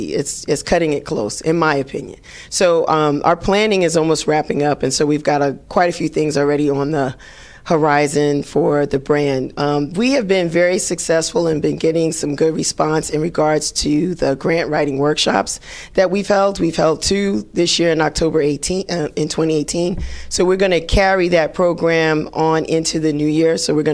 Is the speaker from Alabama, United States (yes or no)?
no; Bronx, New York, United States; Everybody that knows me knows that I love house, but if you are born and raised in the Bronx, there is some kind of affiliation or love that you're going to have for hip hop. And that's me. And so my birth place in the Bronx was the birthplace of hip hop